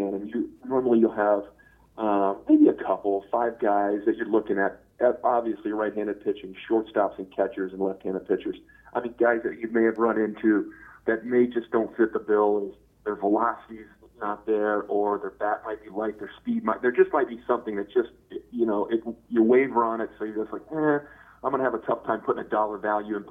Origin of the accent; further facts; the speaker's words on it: Rochester, Michigan, United States; Rochester is my hometown where I grew up